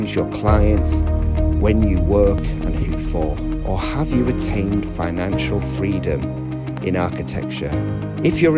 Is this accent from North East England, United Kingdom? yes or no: yes; Newcastle upon Tyne, North East England, United Kingdom; my hometown in Newcastle upon Tyne